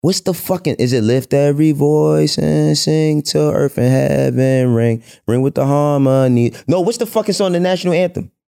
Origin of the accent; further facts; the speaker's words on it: New York City, New York, United States; I grew up in El Barrio, Spanish Harlem